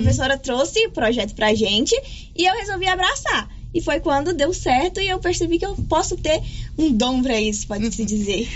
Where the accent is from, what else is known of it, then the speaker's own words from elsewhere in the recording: Goiás, Brazil; also born or lived in Gameleira; eu sou goiana